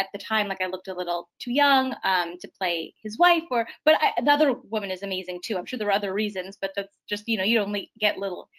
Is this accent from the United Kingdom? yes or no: no; Winnipeg, Manitoba, Canada; moved away; I'm from Winnipeg, which is like right in the middle.